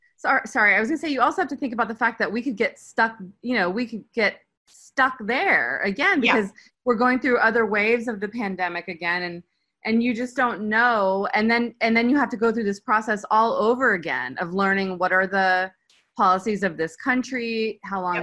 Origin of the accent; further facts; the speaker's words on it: United States; moved away as an adult; now in Turkey; as an American